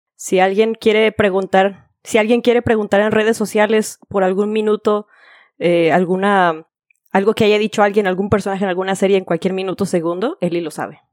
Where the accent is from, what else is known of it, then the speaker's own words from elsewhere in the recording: Guadalajara, Jalisco, Mexico; moved away as an adult; now in Florida, United States; soy de Guadalajara